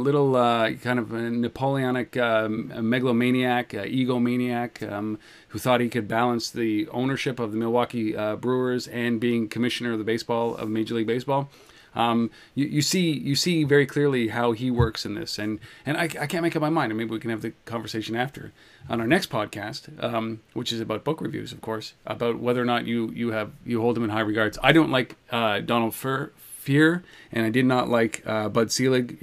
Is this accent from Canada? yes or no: yes; Canada; I'm just Canadian